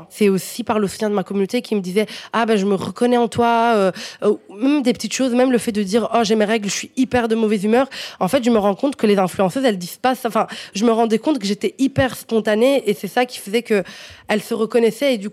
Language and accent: French; Morocco; Donc moi, je suis marocaine à 100%.